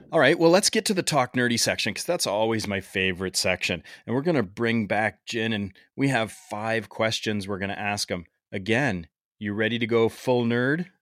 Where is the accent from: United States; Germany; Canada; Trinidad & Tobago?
Canada; accent: Canadian